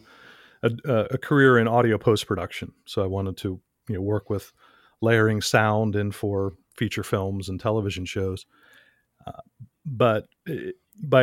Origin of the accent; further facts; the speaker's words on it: Orlando, Florida, United States; I was born and raised in Orlando, Florida